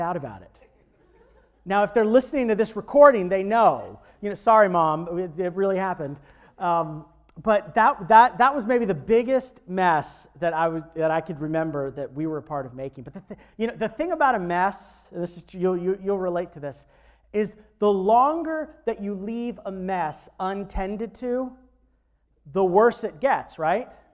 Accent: Florida, United States; growing up in Florida

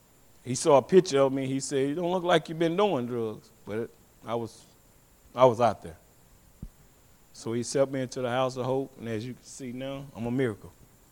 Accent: Huntsville, Texas, United States; I'm from Huntsville, Texas. I come from Huntsville, Texas. I was born of seven other brothers and sisters. I'm number five.

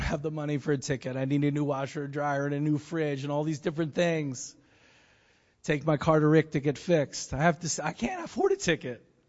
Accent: Philadelphia, Pennsylvania, United States; I'm from Philly

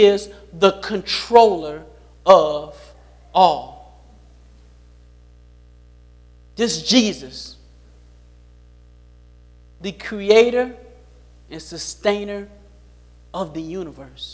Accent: Chicago, Illinois, United States; I grew up in Chicago

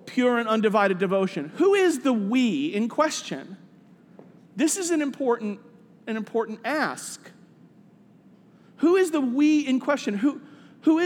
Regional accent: New York City, New York, United States; moved away as an adult; also born or lived in Minnesota; I grew up in Staten Island

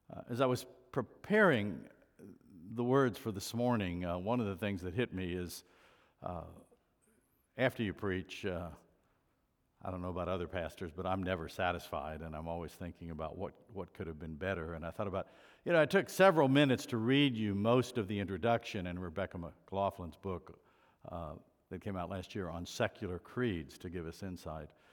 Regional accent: United States; being an American

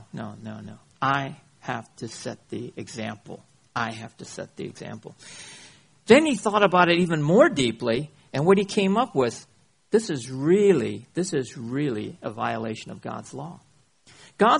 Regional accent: United States; I come from America, the scandal box of the world

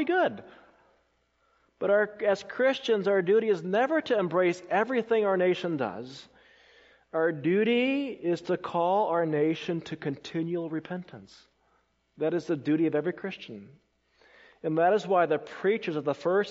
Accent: Colorado, United States; moved away as an adult; also born or lived in South Carolina; I grew up in Colorado when I first came as a student to South Carolina in 1996

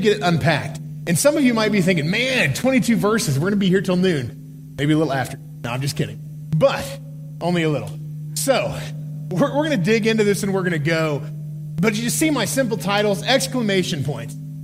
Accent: Norman, Oklahoma, United States; I was born in Norman, Oklahoma

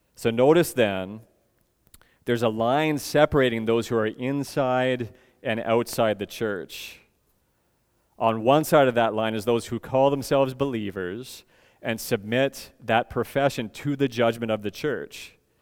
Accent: Edmonton, Alberta, Canada; moved away; I come from Edmonton

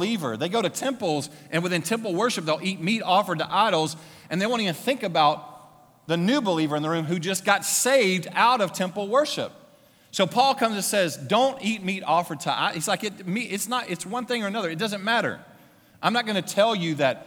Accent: Louisiana, United States; moved away; my hometown. It was small. It was in Louisiana.

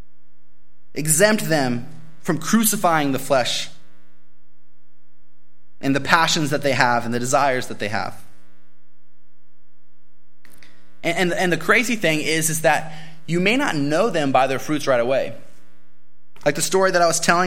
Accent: Bakersfield, California, United States; I'm from Bakersfield

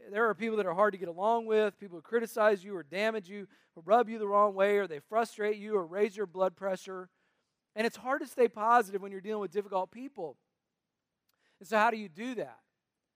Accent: North Carolina, United States; also born or lived in Tennessee; I was born in Tennessee, raised in North Carolina

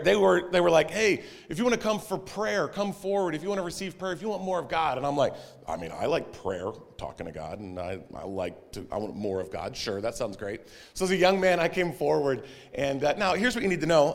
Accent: Texas, United States; I'm from Texas, and we were a clappy bunch

